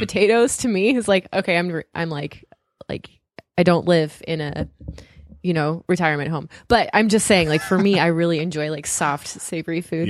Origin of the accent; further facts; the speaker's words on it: Southern California, United States; now in New England, United States; I grew up in Southern California where there's tons of Mexican food